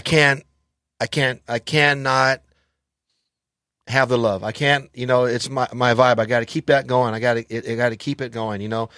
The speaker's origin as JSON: {"language": "English", "town": "Los Angeles", "region": "California", "country": "United States", "tie": "born or raised there", "said": "I grew up in, uh, Los Angeles"}